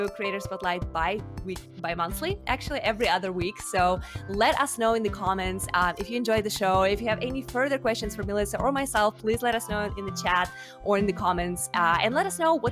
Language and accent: English; Russia; now in United States; I am actually originally from Russia.